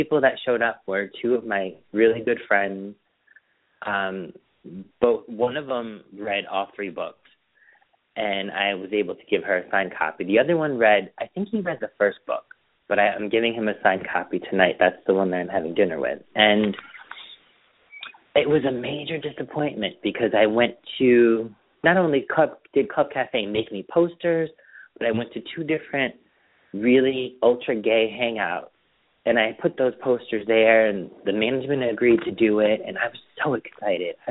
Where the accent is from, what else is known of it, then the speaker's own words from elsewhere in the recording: Springfield, Massachusetts, United States; moved away; Springfield. But, you know, I just moved out here